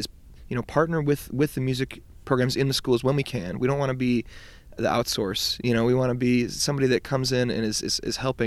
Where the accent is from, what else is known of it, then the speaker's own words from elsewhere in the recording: Detroit, Michigan, United States; I grew up in Detroit